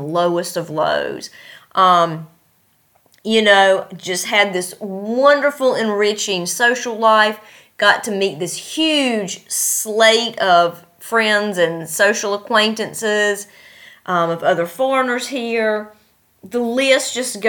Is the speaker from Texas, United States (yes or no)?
no; near Christiansburg, Virginia, United States; moved away as an adult; now in Uzbekistan; my hometown